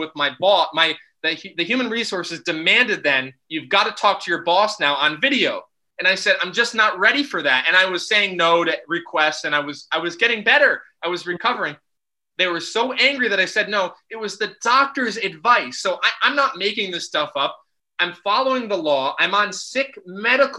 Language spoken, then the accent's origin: English; United States; moved away as an adult; now in Netherlands; I'm originally from America